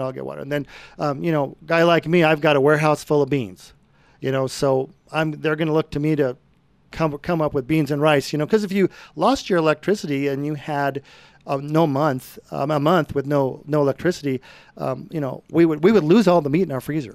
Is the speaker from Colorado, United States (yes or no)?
yes; Brighton, Colorado, United States; I grew up in Brighton on a farm